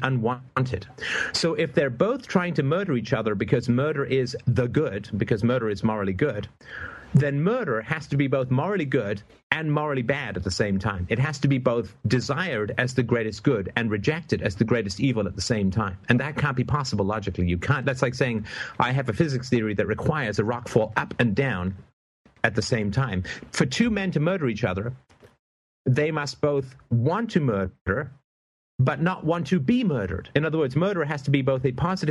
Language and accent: English; Canada; I'm Canadian